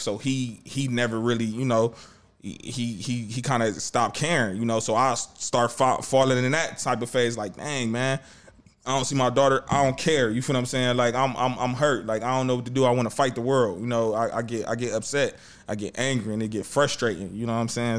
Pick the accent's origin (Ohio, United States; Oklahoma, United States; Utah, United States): Ohio, United States; Cleveland; Cleveland, we proud to say we from the city